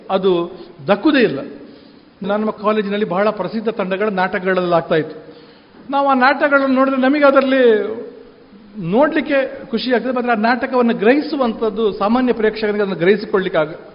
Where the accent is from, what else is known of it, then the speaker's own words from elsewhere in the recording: Kukke Subramanya, Karnataka, India; ನಾನು ಕುಕ್ಕೆ ಸುಬ್ರಹ್ಮಣ್ಯದವನು ನನ್ನ ಊರಿನಲ್ಲಿ